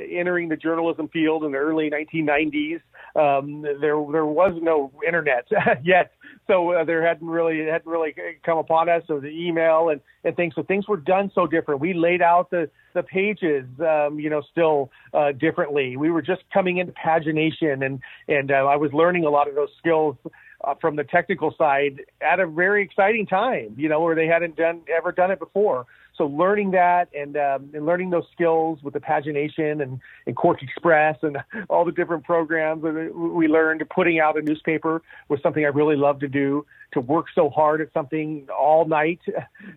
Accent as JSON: {"language": "English", "town": "Santa Maria", "region": "California", "country": "United States", "tie": "born or raised there", "said": "growing up on the Central Coast in Santa Maria, in California"}